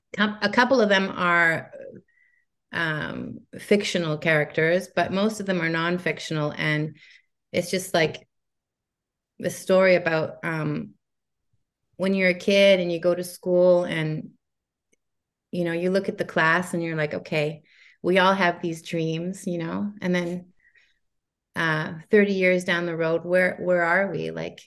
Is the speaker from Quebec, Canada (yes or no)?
yes; Montreal, Quebec, Canada; But later in my teens, I really loved the scene in the UK, because I was growing up in Montreal.